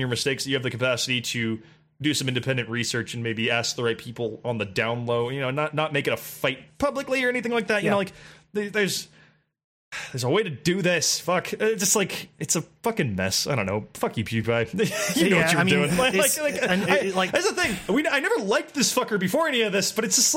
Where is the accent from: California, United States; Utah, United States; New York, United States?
California, United States; Southern; the other F word was hot in Southern California for like all of my youth